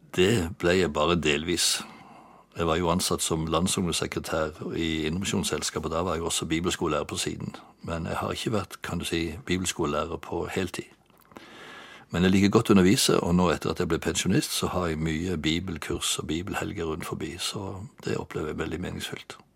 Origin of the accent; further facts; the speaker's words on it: Bjerkreim, Rogaland, Norway; also born or lived in Egersund / Bryne; jeg er født i Bjerkreim i Rogaland for 73 år siden